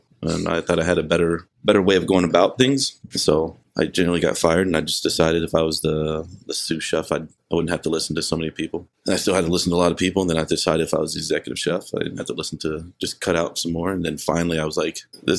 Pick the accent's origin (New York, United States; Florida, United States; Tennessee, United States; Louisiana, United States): Louisiana, United States; New Orleans; Yeah, I grew up in New Orleans or outside, right outside. I was a military brat.